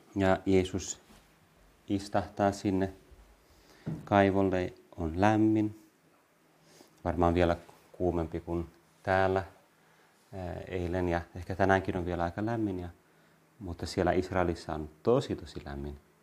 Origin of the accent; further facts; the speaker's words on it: Vantaa, Uusimaa, Finland; also born or lived in Helsinki / Lohja / Tuusula; Mä olen kasvanut Vantaalla ennen kaikkea, Tuusulassa, mä Helsingissä syntynyt, sitten Vantaalla, Lohjalla, Tuusulassa, mutta ennen kaikkea Vantaalla. Ja olen ylpeä vantaalainen